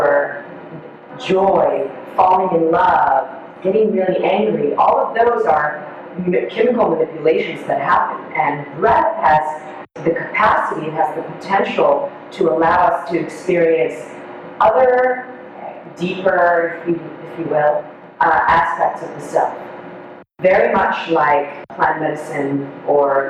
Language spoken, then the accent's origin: English; Israel; first language Hebrew; English is a second language; I'm Israeli, so my native tongue is Hebrew